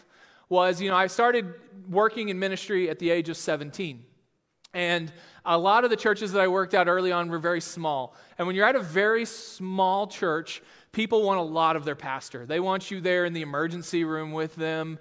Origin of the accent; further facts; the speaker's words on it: Texas, United States; now in Sioux Falls, United States; I'm actually from Texas, and grew up there